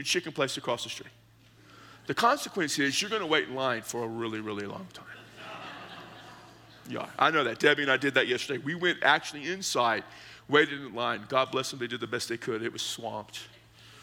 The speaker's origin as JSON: {"language": "English", "area": "the Hill Country", "region": "South Texas", "country": "United States", "tie": "born or raised there", "said": "growing up in South Texas, in the hill country"}